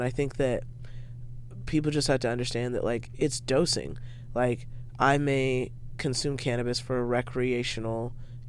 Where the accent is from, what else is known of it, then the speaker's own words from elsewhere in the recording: Spokane, Washington, United States; I grew up in Spokane, Washington